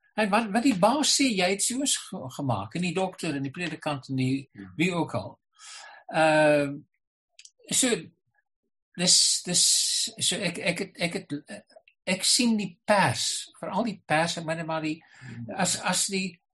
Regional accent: Boland, Western Cape, South Africa; ek het in die Boland groot geword waar ons almal Engels en Afrikaans vlot gepraat het.

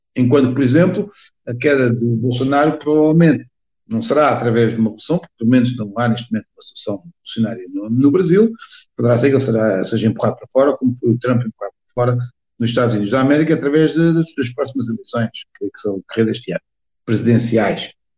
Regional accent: Portugal; also born or lived in Angola; apesar de ser portuguesa, nasci em Angola, ou seja, nasci em África, numa das ex-colónias. Meu pai foi para lá trabalhar

